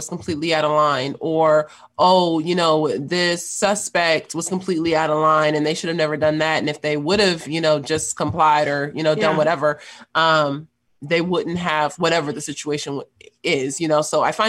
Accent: Los Angeles, California, United States; I grew up in South Central Los Angeles

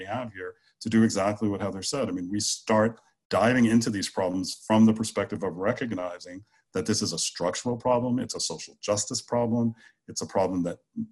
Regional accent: United States

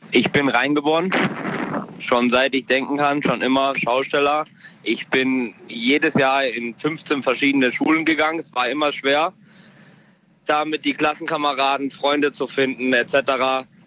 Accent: Bad Kreuznach, Rhineland-Palatinate, Germany; Ich komme aus Bad Kreuznach

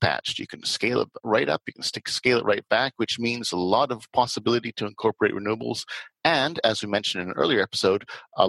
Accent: Canada; Canada, my home country

